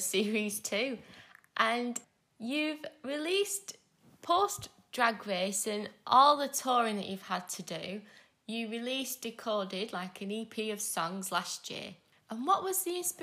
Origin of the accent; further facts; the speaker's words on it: Leigh, North West England, United Kingdom; my hometown of Lee